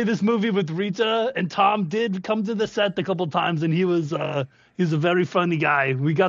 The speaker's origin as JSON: {"language": "English", "country": "Austria", "tie": "born or raised there", "said": "Well, you know, as I was a young boy growing up in Austria, Santa Claus is actually from Austria. We were Austrian."}